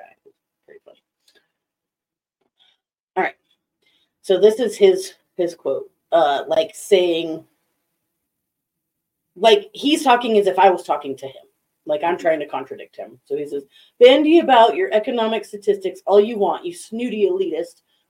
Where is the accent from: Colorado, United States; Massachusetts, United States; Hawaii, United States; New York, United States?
Colorado, United States; Vail; I grew up in Vail